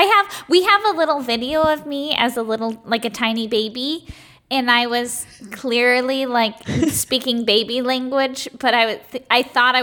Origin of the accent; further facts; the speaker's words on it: Chicago, Illinois, United States; I'm from Chicago.